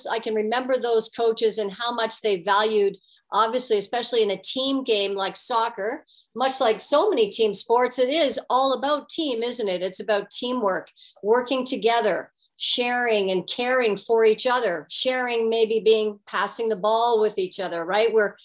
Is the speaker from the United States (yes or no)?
no; Guelph, Ontario, Canada; growing up in Guelph, Ontario